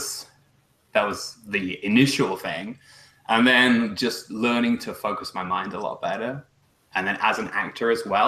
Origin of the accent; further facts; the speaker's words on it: England, United Kingdom; moved away as an adult; now in Canada; I immigrated from England to Canada